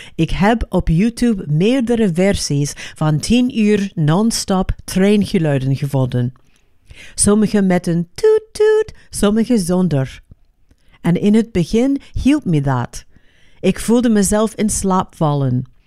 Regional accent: Los Angeles, California, United States; Dutch is a second language; moved away; ik ben opgegroeid in Los Angeles

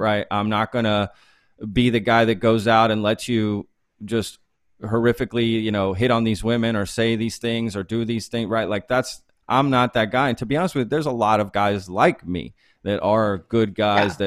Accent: Texas, United States; growing up in Texas is maybe what made me who I am today

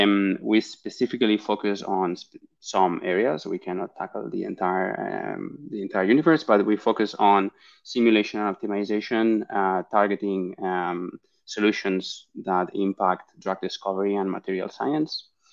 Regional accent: Barcelona, Catalonia, Spain; I'm originally from Barcelona in Spain

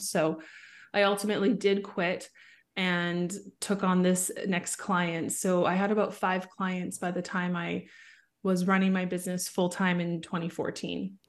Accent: Vancouver, British Columbia, Canada; I was born in Vancouver, Canada. So, I grew up in the suburbs just outside of Vancouver.

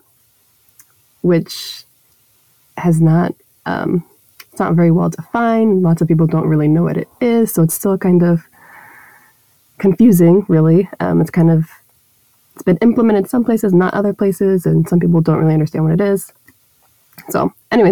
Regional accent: Dallas, Texas, United States; moved away; I grew up in Dallas, Texas, in the United States

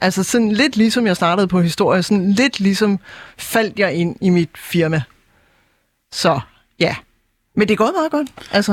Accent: Jutland, Denmark; now in Copenhagen, Denmark; det var træls, som vi siger hjemme i Jylland

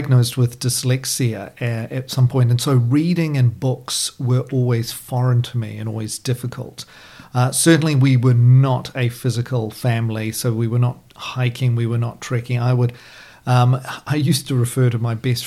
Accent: Christchurch, Canterbury, New Zealand; I was living here in Christchurch. In fact, I'm born and raised in Canterbury

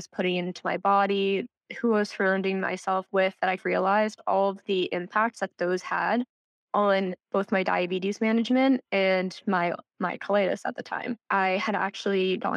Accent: Central New Jersey, United States; I'm from New Jersey, born and raised here. Central New Jersey is a place, I promise

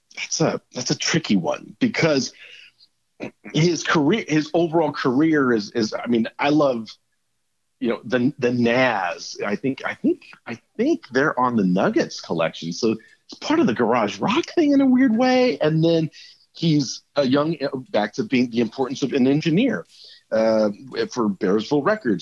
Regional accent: United States; being an American

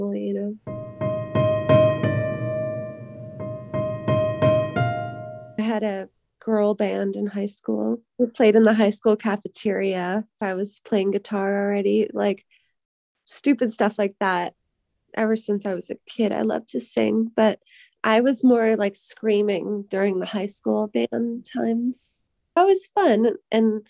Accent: Massachusetts, United States; now in Nashville, United States; I'm from Massachusetts, and right now I'm living in Nashville, Tennessee.

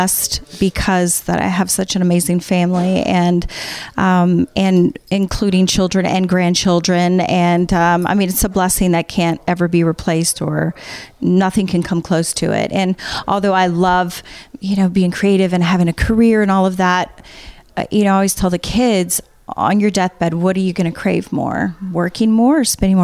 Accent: Baton Rouge, Louisiana, United States; moved away; I was born and raised in Baton Rouge, Louisiana

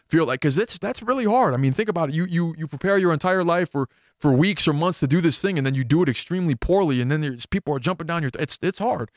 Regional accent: Minneapolis–Saint Paul, Minnesota, United States; in my hometown of the Twin Cities

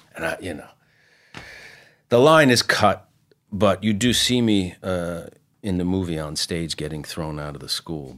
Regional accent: Mount Vernon, New York, United States; I grew up in Mount Vernon, which is the first city above New York that's in Westchester

